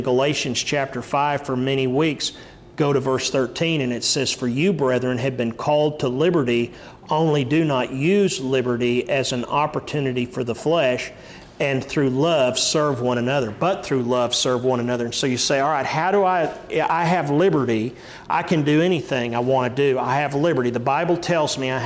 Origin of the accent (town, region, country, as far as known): United States